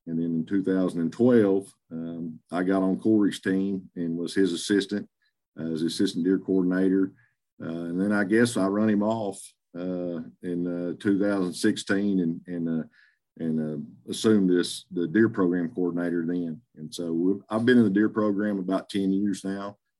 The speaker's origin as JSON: {"language": "English", "town": "Greenwood", "region": "Arkansas", "country": "United States", "also_born_or_lived": "Oklahoma", "said": "I'm from Greenwood, Arkansas, uh, Western Arkansas, just south Fort Smith"}